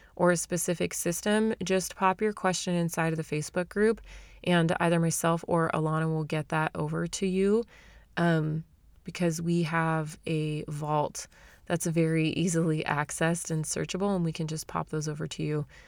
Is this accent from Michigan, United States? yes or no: no; Arizona, United States; moved away; I'm from Arizona, right? I'm from the valley